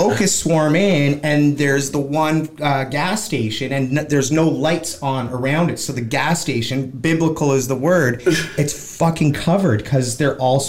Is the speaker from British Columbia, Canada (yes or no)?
no; Toronto, Ontario, Canada; moved away as an adult; also born or lived in Winnipeg, Manitoba; now in Vancouver, Canada; So now I'm out here, and I love it out here. I love the West Coast. It's, even though I was born in Winnipeg, raised in Toronto, I've always felt like I belonged out here.